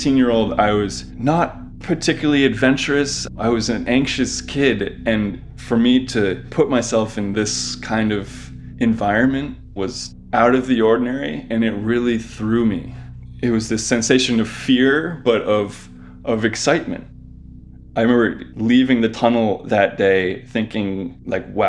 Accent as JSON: {"language": "English", "town": "Providence", "region": "Rhode Island", "country": "United States", "tie": "born or raised there", "said": "I grew up in Providence, Rhode Island, and the summer I turned 16, I discovered an abandoned train tunnel that ran almost directly beneath my house."}